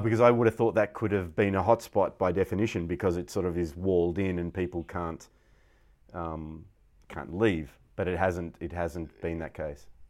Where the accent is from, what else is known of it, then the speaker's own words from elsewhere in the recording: Victoria, Australia; I was Australian. Not that I'm nationalist at all, but in the sense of my identity, I was born in Australia.